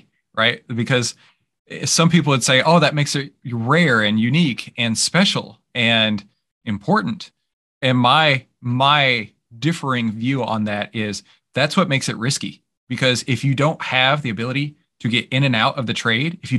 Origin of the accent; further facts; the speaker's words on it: Texas, United States; You can tell I'm from Texas.